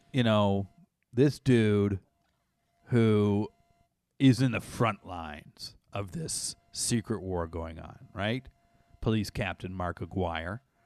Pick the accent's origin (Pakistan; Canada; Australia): Canada; I grew up in Canada